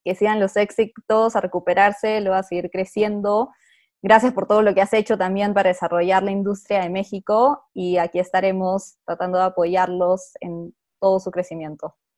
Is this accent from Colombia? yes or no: no; Peru; soy peruana